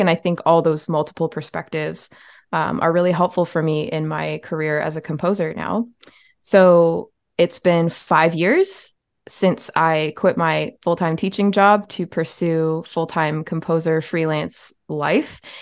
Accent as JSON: {"language": "English", "region": "Ontario", "country": "Canada", "tie": "born or raised there", "said": "I was born in Ontario, Canada, where I, I still live in the province. I've moved around to many different towns within the province"}